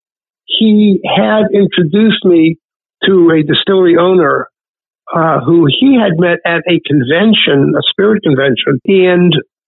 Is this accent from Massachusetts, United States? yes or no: yes; Worcester, Massachusetts, United States; also born or lived in Washington, D.C.; I'm originally from Worcester, Massachusetts, in central Mass. I grew up here